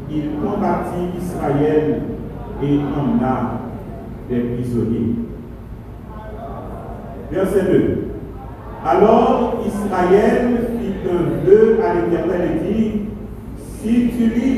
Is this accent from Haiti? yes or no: yes; Haiti; chez nous en Haïti